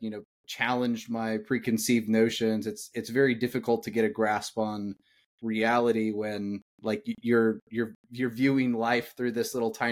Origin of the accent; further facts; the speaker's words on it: Indiana, United States; moved away as an adult; now in Atlanta, United States; I grew up in Indiana